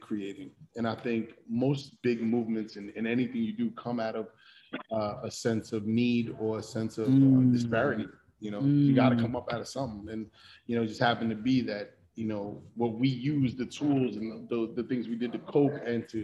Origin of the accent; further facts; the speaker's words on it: New York City, New York, United States; also born or lived in Ipswich, England / Spain; I moved from a military lifestyle to growing up in the South Bronx in the 80s